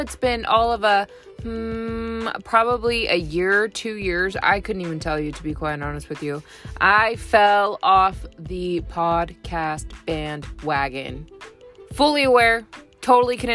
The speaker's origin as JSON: {"language": "English", "region": "California", "country": "United States", "tie": "born or raised there", "moved": "as an adult", "lives_now": "Tennessee, United States"}